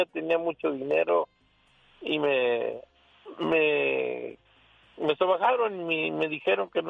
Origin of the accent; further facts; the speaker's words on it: Puebla, Mexico; moved away as an adult; now in Las Vegas, United States; Nosotros somos de Puebla. Mire, somos poblanos